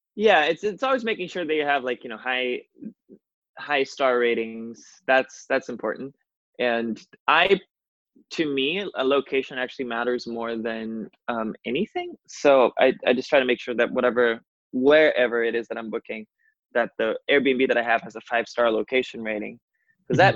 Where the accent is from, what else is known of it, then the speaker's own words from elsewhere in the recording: Rio de Janeiro, Brazil; moved away as an adult; also born or lived in New York; I'm originally from Brazil. Yeah. Rio de Janeiro. Um, I left my home country and town about five years ago now and initially moved to New York.